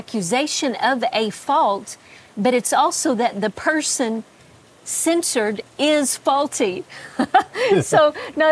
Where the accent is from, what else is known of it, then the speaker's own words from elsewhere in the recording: Texas, United States; I'm a Texan